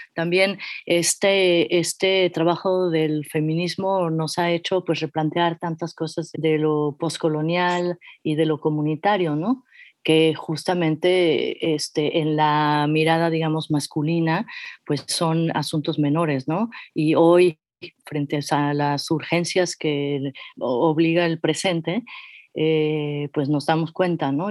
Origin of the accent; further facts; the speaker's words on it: Mexico City, Mexico; yo soy de la Ciudad de México, soy meramente chilanga